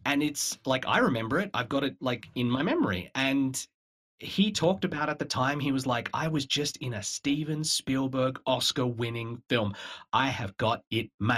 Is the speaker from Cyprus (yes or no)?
no; Australia; moved away as an adult; now in Canada; I come from Australia